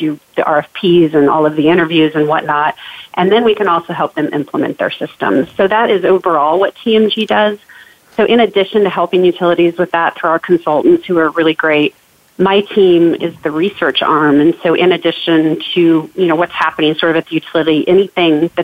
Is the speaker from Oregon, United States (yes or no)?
yes; Portland, Oregon, United States; now in Atlanta, United States; I actually grew up in Portland, Oregon